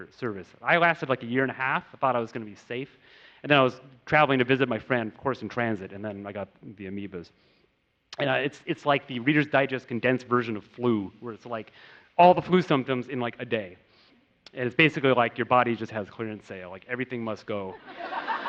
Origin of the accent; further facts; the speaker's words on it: United States; growing up in America